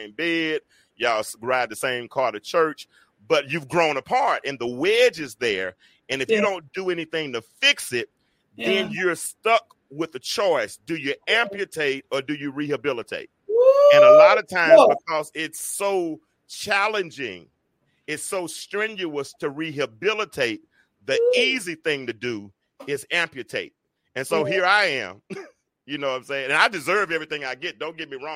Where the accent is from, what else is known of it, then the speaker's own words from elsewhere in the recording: Little Rock, Arkansas, United States; moved away as an adult; now in Atlanta, United States; I'm from Little Rock, Arkansas. I've been in Atlanta for 27 years. I moved here in 1995